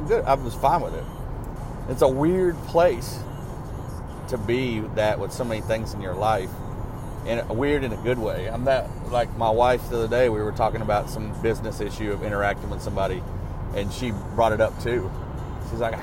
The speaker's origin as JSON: {"language": "English", "region": "Arkansas", "country": "United States", "tie": "born or raised there", "also_born_or_lived": "Jackson, Mississippi", "said": "growing up in Arkansas"}